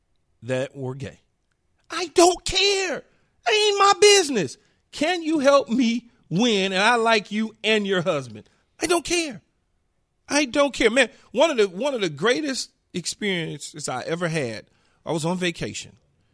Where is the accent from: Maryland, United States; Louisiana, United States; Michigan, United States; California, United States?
California, United States; Los Angeles; And so, you know, as growing up in South Central LA, being around or seeing gay people was different.